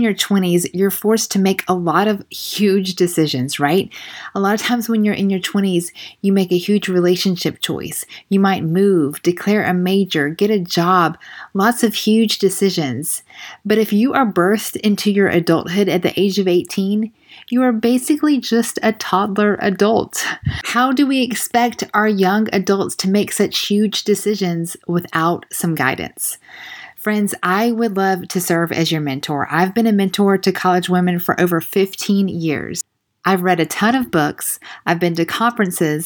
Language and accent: English; the South, United States